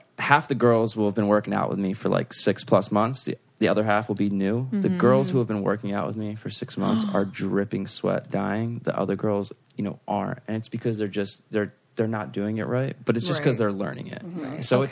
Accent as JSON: {"language": "English", "region": "New Jersey", "country": "United States", "moved": "as an adult", "lives_now": "New York, United States", "said": "I'm from South Jersey. It's very quiet. It's all farmland."}